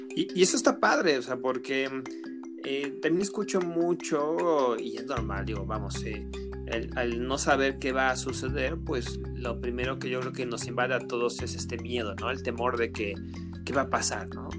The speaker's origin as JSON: {"language": "Spanish", "country": "Mexico", "said": "como mexicanos, como población"}